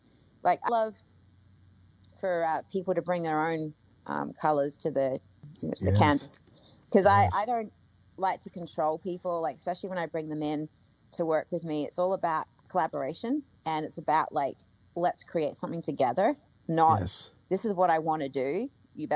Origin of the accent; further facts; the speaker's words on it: Australia; I'm Australian. I'm brought up in a way where, like, you know, everything is just like, I don't know, my family, like, just working class kind of thing